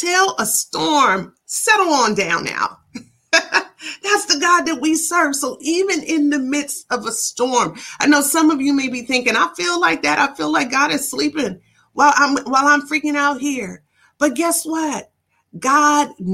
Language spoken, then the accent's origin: English; Ann Arbor, Michigan, United States; when I was young in my hometown of Ann Arbor, Michigan